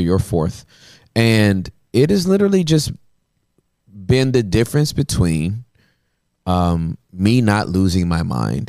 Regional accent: Inglewood, California, United States

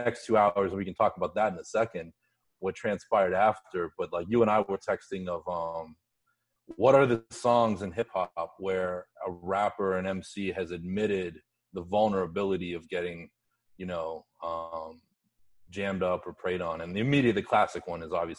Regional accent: Pittsburgh, Pennsylvania, United States; moved away; I grew up in Pittsburgh

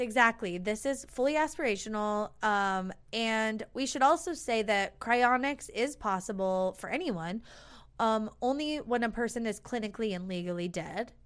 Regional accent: United States; we're American

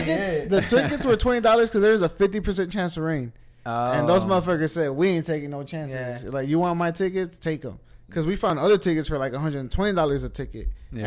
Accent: United States; I'm Mexican American, bro.

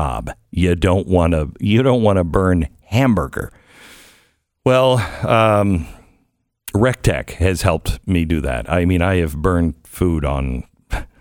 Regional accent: United States; I'm American

